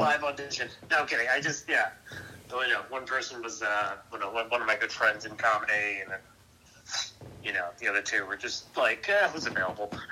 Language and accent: English; Valley Stream, New York, United States; I have my show in my hometown on Friday the 19th at uh, Larry's Club in uh, Valley Stream